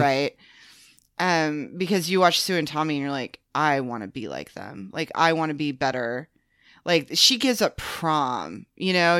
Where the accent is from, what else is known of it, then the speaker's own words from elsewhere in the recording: the Bible Belt, United States; growing up in the Bible Belt